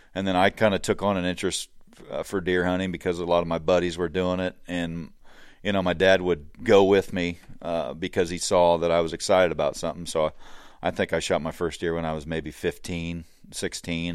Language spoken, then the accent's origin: English; Hancock County, Illinois, United States; I grew up here in Hancock County, uh, grew up on a farm